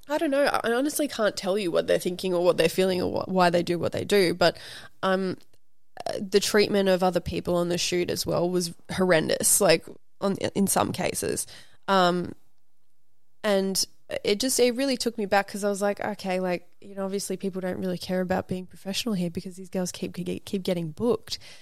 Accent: Brisbane, Queensland, Australia; also born or lived in Sydney, Australia; now in Los Angeles, United States; me growing up in Brisbane, Australia on acreage with, like, horses and kangaroos

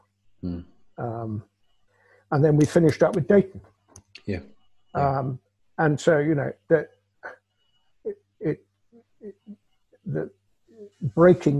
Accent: United Kingdom; a Brit, me

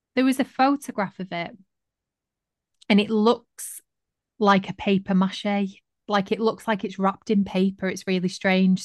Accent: Manchester, North West England, United Kingdom; I was from Manchester

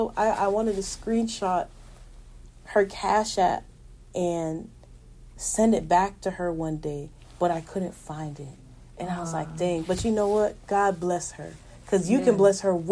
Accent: Florida, United States; I'm from Florida. I'm in California.

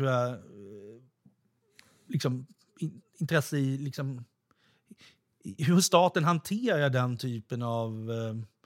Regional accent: Kristinehamn, Värmland, Sweden; born there; för att jag är född i Värmland när min pappa gjorde tingstjänstgöring i Kristinehamn.

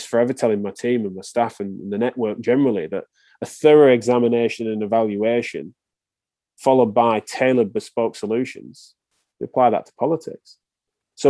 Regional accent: England, United Kingdom; accent: English

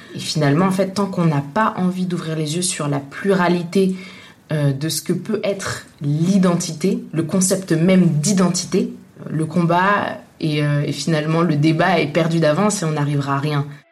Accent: Tunisia; now in France; je suis née en Tunisie, je suis de nationalité française, je vis en France

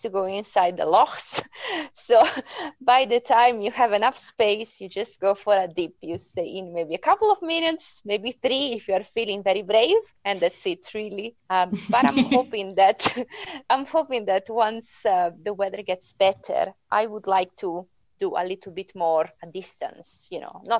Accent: Italy; English is a second language; moved away as an adult; now in Perth and Kinross, United Kingdom; I'm originally from Italy, so I moved here because I was looking for a job, and I only speak Italian and English

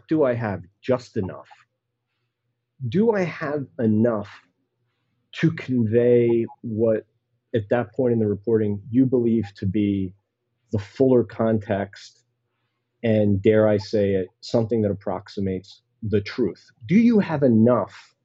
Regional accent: Philadelphia, Pennsylvania, United States; my hometown magazine, Philadelphia Magazine

